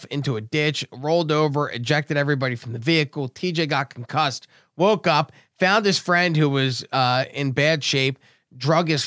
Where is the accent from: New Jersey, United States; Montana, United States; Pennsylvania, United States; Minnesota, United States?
New Jersey, United States; Brigantine; now in Cape Coral, United States; I grew up in Brigantine, New Jersey